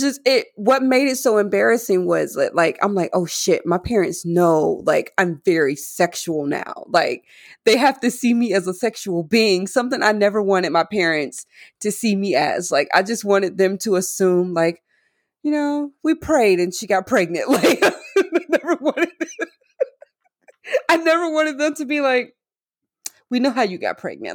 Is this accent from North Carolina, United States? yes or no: yes; North Carolina, United States; moved away; I'm from North Carolina as well